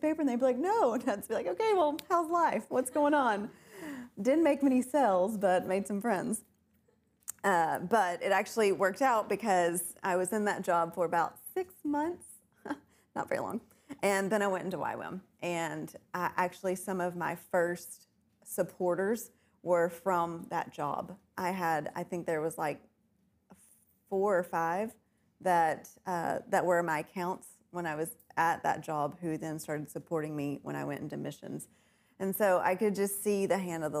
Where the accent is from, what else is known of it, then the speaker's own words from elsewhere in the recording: Kentucky, United States; moved away as an adult; also born or lived in North Carolina; I was born and raised in Kentucky